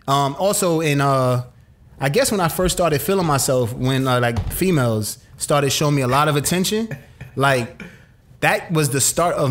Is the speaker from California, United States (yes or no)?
no; New York City, New York, United States; now in Atlanta, United States; I grew up in the city. I grew up in Brooklyn.